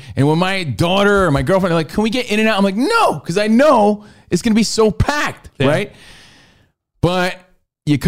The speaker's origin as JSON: {"language": "English", "town": "Union", "region": "New Jersey", "country": "United States", "also_born_or_lived": "New York City", "moved": "as an adult", "lives_now": "Los Angeles, United States", "said": "I'm from Union, New Jersey. My family still lives there"}